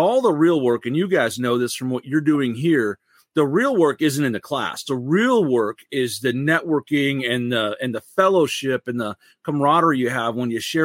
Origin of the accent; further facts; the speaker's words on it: Michigan, United States; also born or lived in California / North Carolina; I am from Michigan, born and raised in Michigan, left to live in California and North Carolina for a while when I was in the Marine Corps, but come back to Michigan